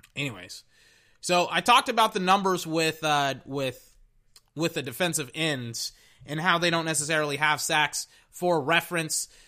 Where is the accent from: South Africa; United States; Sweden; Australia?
United States; Texas; now in Florida, United States; I was from Texas